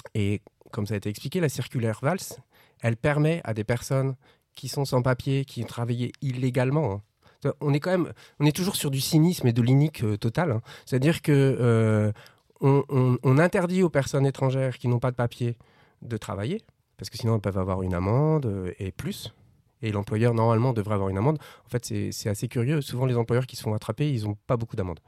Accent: France; On vient de la France

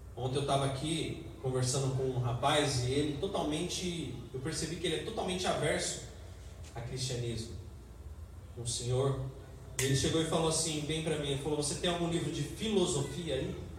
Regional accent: Brazil; Queremos ser cidadãos da nossa pátria aqui na terra como brasileiros

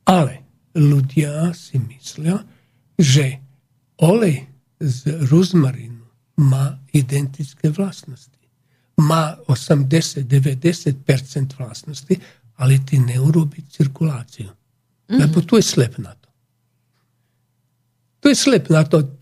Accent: Slovakia; My Slováci. My Slováci. A, e, ľúbime rôžu damascenu, olej, veľmi drahý

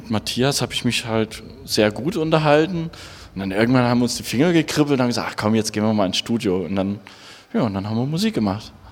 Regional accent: Saxony, Germany; Ich meine, ich komme ja aus der Gegend äh, von Dresden und da gab es halt einen zweiten Ableger von, vom Hardwax Record Store

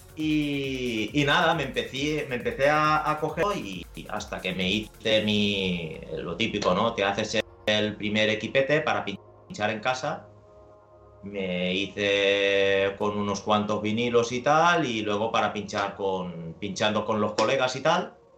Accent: Valencian Community, Spain; soy de, Valencia, de hecho me crié en, un pequeño pueblo que se llama Musajes

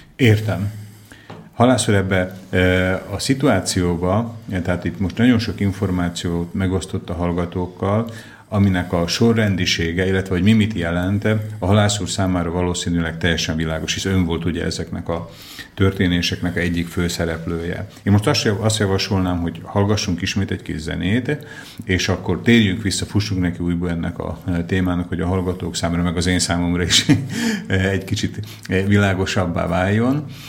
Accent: Slovakia; szlovákia magyar vagyok én is

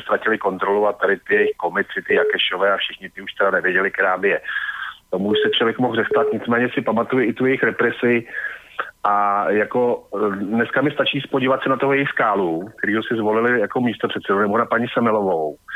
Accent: Prague, Czechia; jsem samozřejmě Pražák

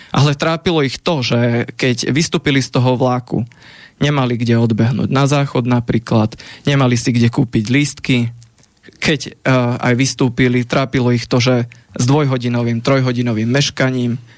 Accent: Rimavská Sobota, Banská Bystrica Region, Slovakia; born there; mňa vyháňajú niektorí takíto šovinisti z môjho rodiska. Ja som sa narodil v Rimavskej sobote, v druhej Slovenskej republike

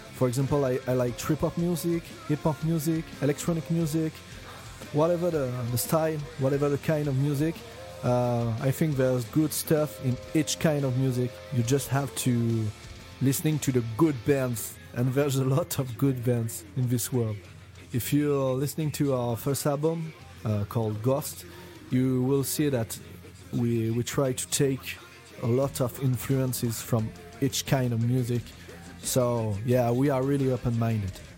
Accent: France; we come from France

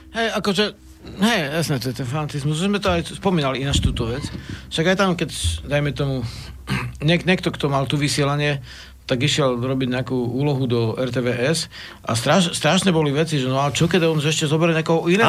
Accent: Slovakia; som zo Spiša

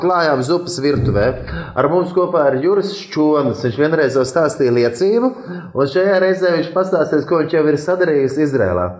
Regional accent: Latvia; no Latvijas esam

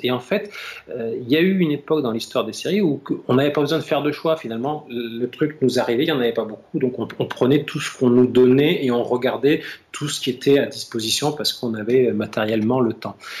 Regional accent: France; ici, chez nous, en France

